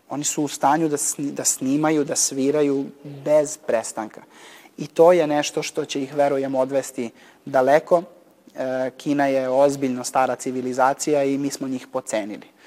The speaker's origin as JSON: {"language": "Croatian", "town": "Niš", "region": "Southern and Eastern Serbia", "country": "Serbia", "tie": "born or raised there", "said": "kao klinac sam u Niškoj muzičkoj školi vežbao"}